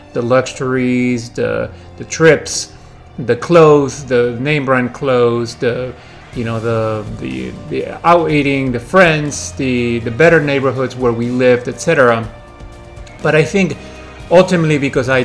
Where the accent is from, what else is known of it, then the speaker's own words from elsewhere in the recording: Washington, District of Columbia, United States; also born or lived in Lima, Peru; I'm originally born in Peru, Lima, Peru, and I grew up in the Washington, D.C. area, and I've lived here over the last 30 years.